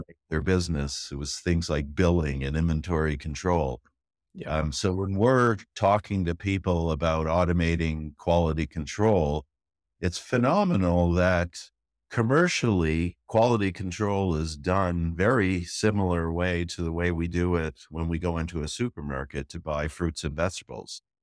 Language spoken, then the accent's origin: English; Toronto, Ontario, Canada; moved away as an adult; also born or lived in Newfoundland / Netherlands; now in Israel; I'm from Toronto for most of mm-hmm. my life, mm-hmm. originally mm-hmm. from an island off the East Coast called Newfoundland